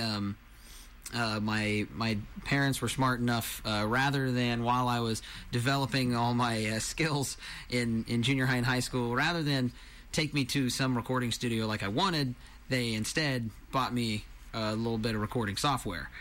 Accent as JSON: {"language": "English", "town": "Marysville", "region": "Kansas", "country": "United States", "moved": "yes", "lives_now": "Bonner Springs, United States", "said": "I am originally from Marysville, Kansas. These days I live in Bonner Springs, Kansas"}